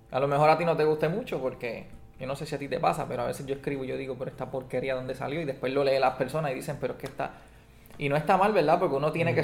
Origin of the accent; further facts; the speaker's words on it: Puerto Rico; Antes éramos de España, ahora somos de Estados Unidos.